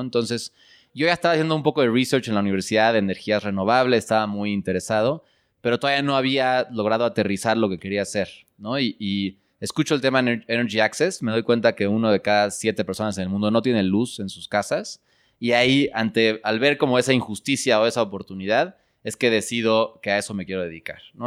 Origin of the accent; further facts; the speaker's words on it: Mexico City, Mexico; mis papás nacieron aquí en México y yo nací aquí en México